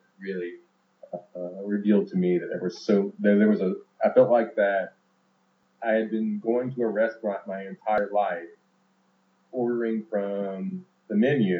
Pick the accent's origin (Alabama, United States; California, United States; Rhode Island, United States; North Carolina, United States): Alabama, United States; also born or lived in El Salvador / Georgia / Mississippi; I grew up in the Deep South in Georgia, Alabama, Mississippi. But particularly in Alabama, when I started school